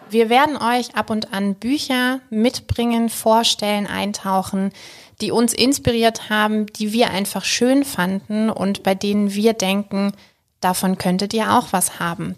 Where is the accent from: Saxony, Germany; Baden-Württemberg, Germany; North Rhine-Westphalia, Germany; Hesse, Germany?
Baden-Württemberg, Germany; Freiburg; now in Stuttgart, Germany; eigentlich gebürtige Freiburgerin, lebe und arbeite aber inzwischen hier in Stuttgart